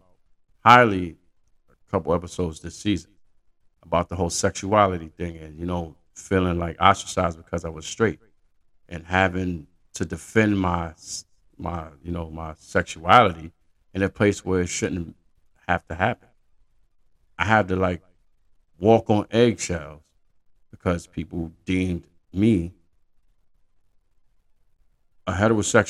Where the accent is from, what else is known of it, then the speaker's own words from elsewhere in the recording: New York City, New York, United States; where I'm from Brooklyn